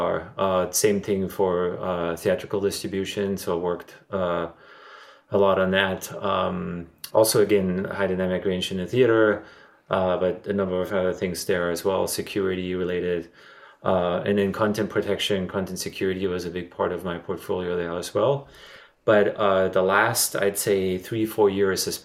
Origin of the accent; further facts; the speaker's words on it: Germany; moved away as an adult; now in Los Angeles, United States; I'm originally from Germany, and I moved to here to Los Angeles in 1997